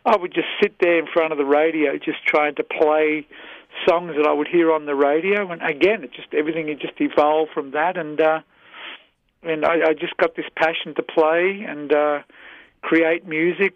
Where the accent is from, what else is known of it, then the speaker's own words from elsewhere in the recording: Melbourne, Victoria, Australia; moved away as an adult; also born or lived in Chicago; now in United States; I was born and raised in Melbourne, Australia